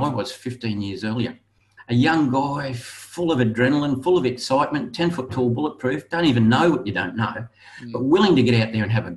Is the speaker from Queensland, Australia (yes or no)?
yes; Brisbane, Queensland, Australia; also born or lived in Gold Coast; I was born in Brisbane. I moved to the Gold Coast to make my fortune.